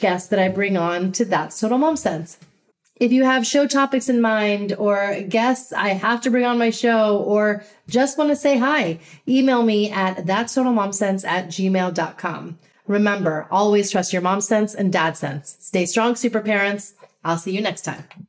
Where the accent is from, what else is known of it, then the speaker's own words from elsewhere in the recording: New Jersey, United States; my hometown of New Jersey